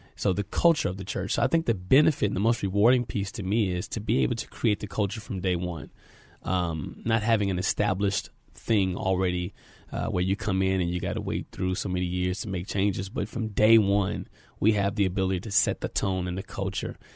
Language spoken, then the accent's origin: English; San Antonio, Texas, United States; I'm a native of San Antonio, Texas, born and raised here